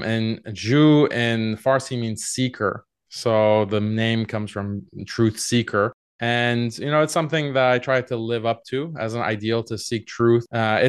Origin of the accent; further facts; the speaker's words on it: Houston, Texas, United States; moved away as an adult; Yeah, I grew up in Houston, Texas. My parents are from Iran, but they immigrated to the U.S. I lived in Houston, Texas for 18 years before going to college in Boston